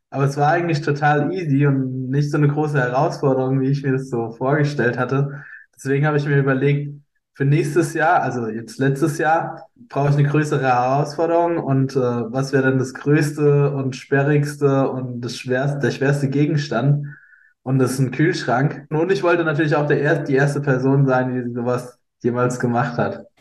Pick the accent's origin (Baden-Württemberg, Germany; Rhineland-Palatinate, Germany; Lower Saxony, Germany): Rhineland-Palatinate, Germany; Eisenberg; von meinem Heimatort Eisenberg